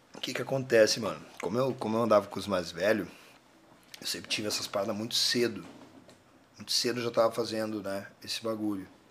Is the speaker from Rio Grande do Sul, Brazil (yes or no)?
yes; Porto Alegre, Rio Grande do Sul, Brazil; a gente é da Vila Nova. E aí, só que eu nasci lá e morei até os 20 anos lá